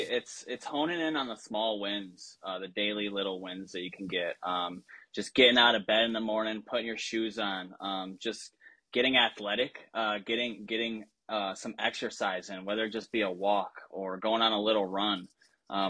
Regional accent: Belvidere, Illinois, United States; now in Florida, United States; You know, my entire family moved down here. We're transplants from Illinois, originally from Belvedere. Shout out B-Town.

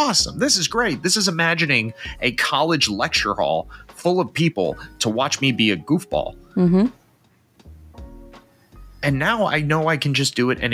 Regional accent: United States; As an American

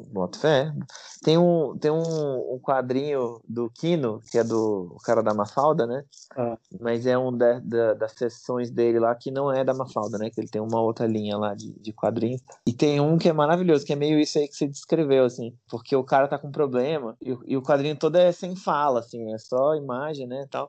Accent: Brazil; eu sou brasileiro

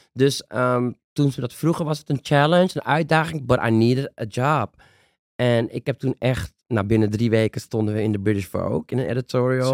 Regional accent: Netherlands; Daar zijn wij de Nederlandse nazaten

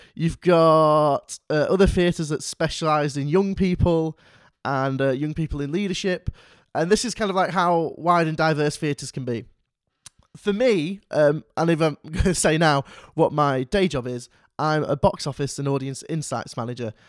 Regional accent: Manchester, North West England, United Kingdom; I'm from Manchester

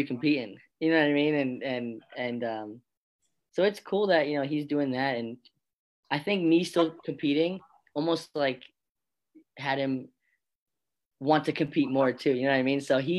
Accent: Florida, United States; born there; I was born in Florida as well.

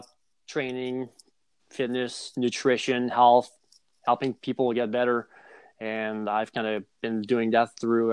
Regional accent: Montreal, Quebec, Canada; moved away as an adult; also born or lived in South Jersey; I grew up in Montreal, Canada

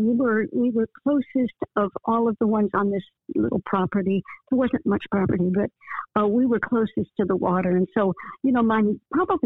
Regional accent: Falls Church, Virginia, United States; also born or lived in Washington, D.C.; now in Detroit, United States; I grew up in a town that was just like 7 miles outside of D.C. called Falls Church, Virginia

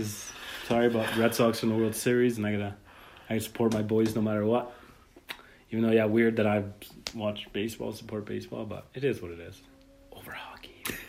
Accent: Chile; moved away; I'm from Chile

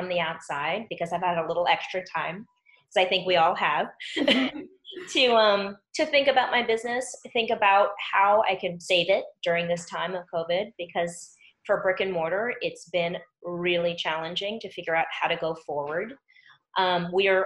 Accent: New York City, New York, United States; moved away; I'm from New York City

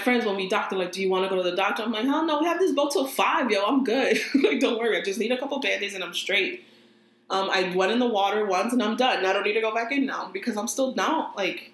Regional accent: New Jersey, United States; I'm from Jersey

